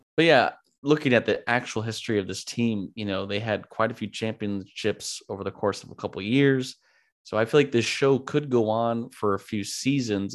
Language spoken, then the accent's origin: English; California, United States; been born and raised in California, lived in California most of my life.